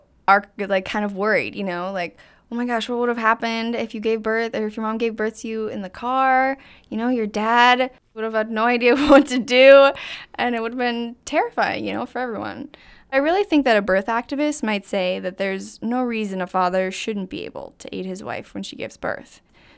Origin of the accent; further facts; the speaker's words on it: North Dakota, United States; I'm from North Dakota, and when my mom was pregnant with me, she and my dad lived in this teeny rural town, which was about an hour and a half away from the nearest hospital.